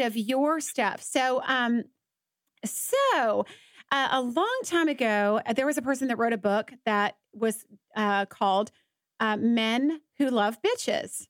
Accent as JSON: {"language": "English", "town": "Atlanta", "region": "Georgia", "country": "United States", "tie": "born or raised there", "moved": "yes", "lives_now": "Dallas, United States", "said": "I'm from Atlanta, and I've I grew up on the East Coast"}